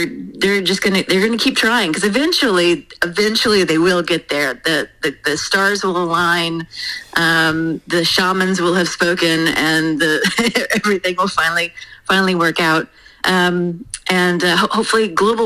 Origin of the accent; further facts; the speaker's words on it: United States; as an American